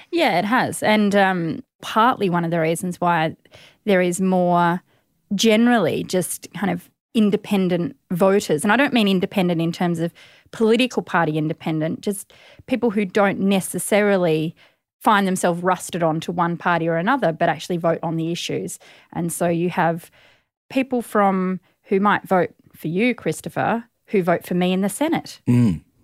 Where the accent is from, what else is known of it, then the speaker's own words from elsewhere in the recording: East Gippsland, Victoria, Australia; moved away; also born or lived in Melbourne, Australia / South Australia; I was born in Melbourne, and then my family moved to East Gippsland